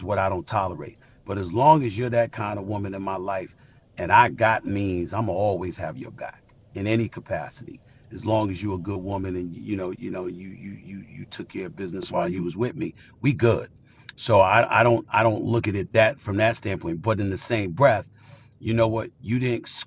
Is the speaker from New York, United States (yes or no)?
yes; New York City, New York, United States; I grew up in Hollis, Queens